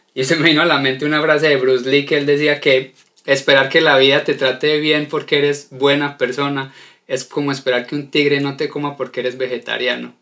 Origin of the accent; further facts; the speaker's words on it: Colombia; Soy colombiano